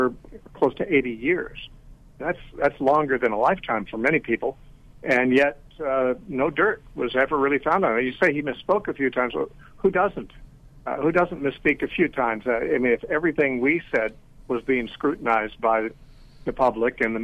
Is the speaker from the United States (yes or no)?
yes; Southern California, United States; I was born and raised in Southern California